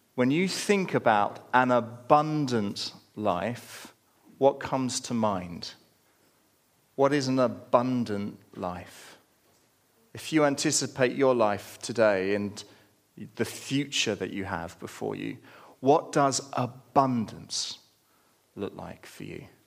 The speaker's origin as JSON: {"language": "English", "country": "United Kingdom", "said": "we're British"}